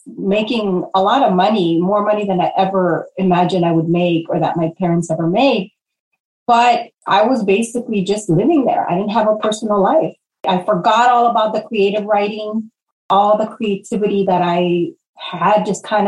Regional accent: Los Angeles, California, United States; moved away as an adult; also born or lived in Portland, Oregon; growing up in Pacoima

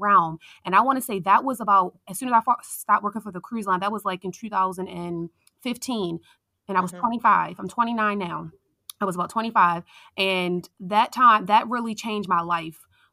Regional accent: Baltimore, Maryland, United States; I am from Baltimore, Maryland

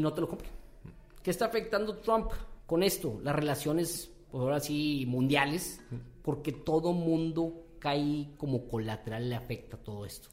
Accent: Mexico

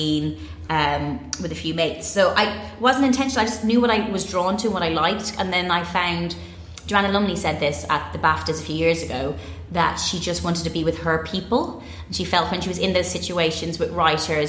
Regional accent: Bray, County Wicklow, Ireland; moved away as an adult; also born or lived in Dublin; now in London, United Kingdom; growing up in Bray, County Wicklow

